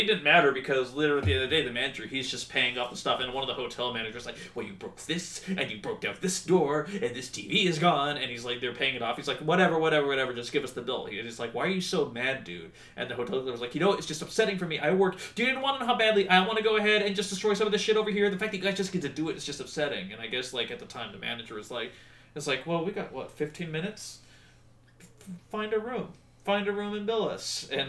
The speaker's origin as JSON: {"language": "English", "country": "United Kingdom", "said": "you know, because I'm British."}